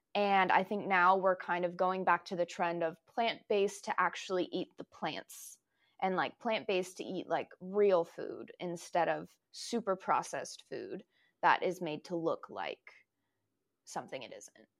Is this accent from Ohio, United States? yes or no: no; Folsom, California, United States; also born or lived in Washington; I was born in Washington, but I was raised in Folsom.